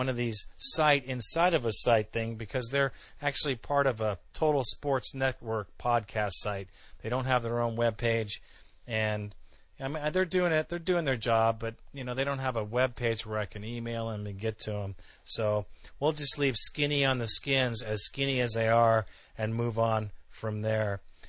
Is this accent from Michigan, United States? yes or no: no; Alabama, United States; I was born in Alabama. I know that country down there, and I know the people there